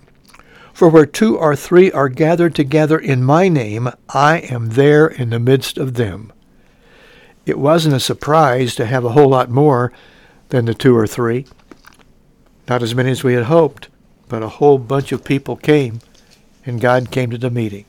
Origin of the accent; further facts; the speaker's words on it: Mount Carmel, Illinois, United States; my hometown, Mount Carmel, Illinois